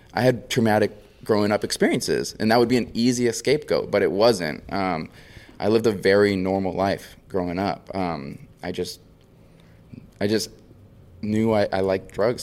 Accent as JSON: {"language": "English", "area": "Maui", "region": "Hawaii", "country": "United States", "tie": "born or raised there", "said": "born and raised on Maui. So from Hawaii, uh, small island"}